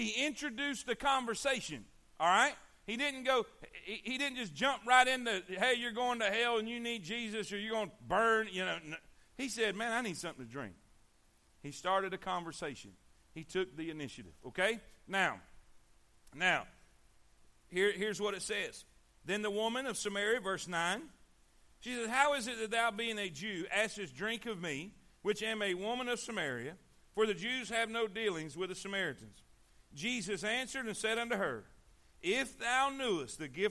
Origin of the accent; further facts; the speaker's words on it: Fort Pierce, Florida, United States; we grew up in Fort Pierce